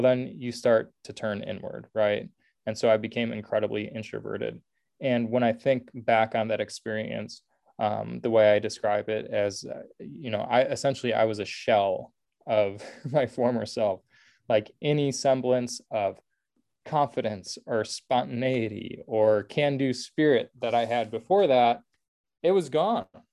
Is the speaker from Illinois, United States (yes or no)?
yes; Oak Park, Illinois, United States; also born or lived in Indiana; I was born and raised in Oak Park. So I had good familiarity with Chicago. Oak Park is the first suburb west of the city